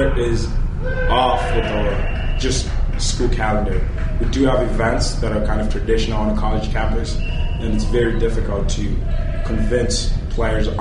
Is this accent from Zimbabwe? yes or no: yes; Zimbabwe; moved away as an adult; now in Minnesota, United States; Originally from Zimbabwe